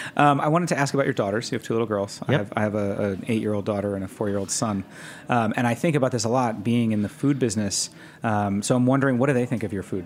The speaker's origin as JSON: {"language": "English", "town": "New York City", "region": "New York", "country": "United States", "tie": "born or raised there", "said": "I grew up around New York City"}